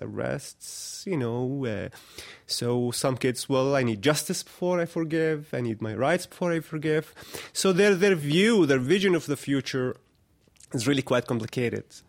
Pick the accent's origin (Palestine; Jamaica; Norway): Palestine; Bethlehem, West Bank; I was born and raised here in Arda camp, and I lived almost all my life in this, uh, refugee camp